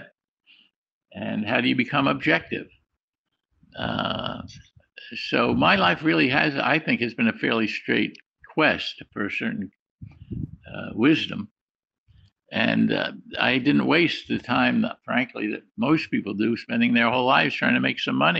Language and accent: English; New York City, New York, United States; I'm from the Bronx. I was a poor kid